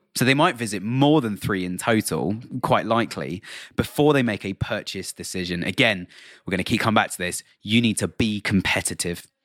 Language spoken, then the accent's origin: English; United Kingdom; accent: British; I'm sitting here in the U K, um, as you can probably tell by my British accent